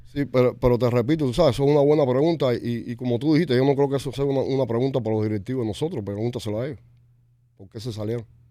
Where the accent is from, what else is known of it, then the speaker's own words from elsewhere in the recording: Cuba; now in Miami, United States; Nosotros, como cubanos, como nosotros no tenemos país. Y, estamos en Estados Unidos